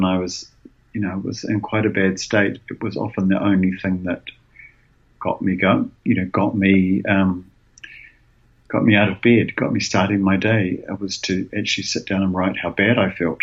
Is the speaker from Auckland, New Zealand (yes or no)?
no; Wellington, New Zealand; my hometown in Wellington